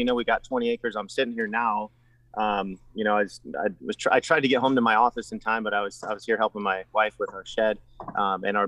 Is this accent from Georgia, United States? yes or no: no; San Diego, California, United States; moved away as an adult; also born or lived in Utah / Mozambique; now in Virginia, United States; I'm originally from San Diego, California